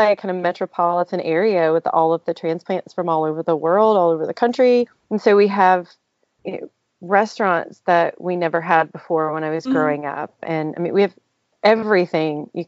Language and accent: English; Asheville, North Carolina, United States; born or raised there